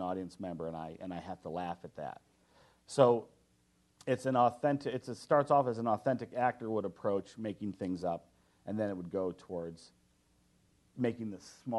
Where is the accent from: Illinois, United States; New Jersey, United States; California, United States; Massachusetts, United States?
Illinois, United States; Chicago; I'm from Chicago